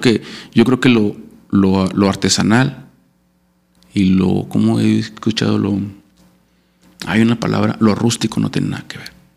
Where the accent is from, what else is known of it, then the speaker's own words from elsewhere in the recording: Saltillo, Coahuila, Mexico; soy saltillo